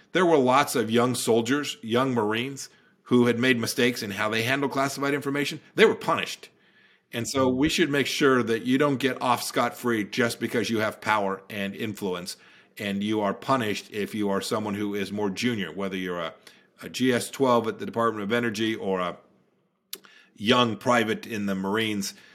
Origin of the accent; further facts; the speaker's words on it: Santa Ana, California, United States; moved away as an adult; now in Virginia, United States; I grew up in Santa Ana, California.